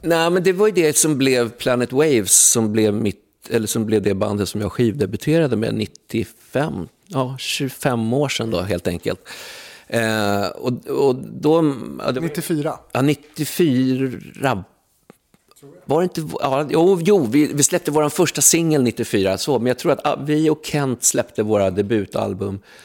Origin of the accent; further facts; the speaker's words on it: Huddinge, Stockholm County, Sweden; also born or lived in England; flyttade in till stan från Huddinge där jag växte upp